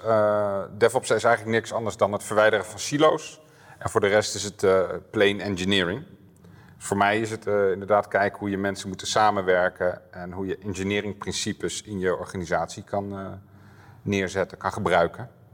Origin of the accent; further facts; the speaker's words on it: Apeldoorn, Gelderland, Netherlands; Ik kom uit Apeldoorn, door zo'n woning, vriendin, twee kinderen en een Volvo